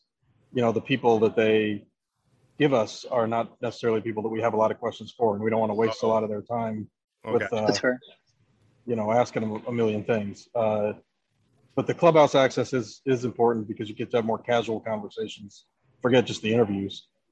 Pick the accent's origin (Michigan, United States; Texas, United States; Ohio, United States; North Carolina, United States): Ohio, United States; moved away; I grew up in Ohio